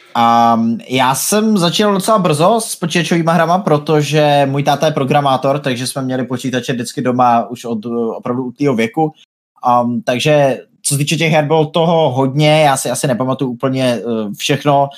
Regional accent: Brno, South Moravian Region, Czechia; now in Plzeň, Czech Republic; původně jsem z Brna, teďka už bydlím nějakou dobu v Plzni

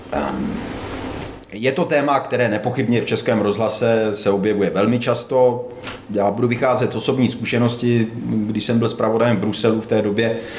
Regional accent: Vysočina Region, Czechia; tam u nás na Vysočině

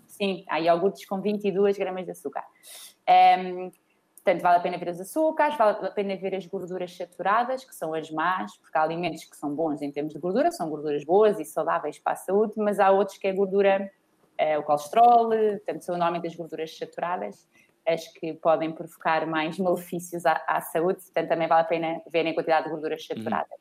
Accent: Portugal; somos portugueses

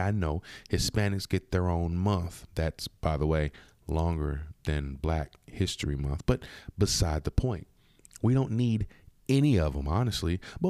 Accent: United States; We're born in America. Therefore, we are American.

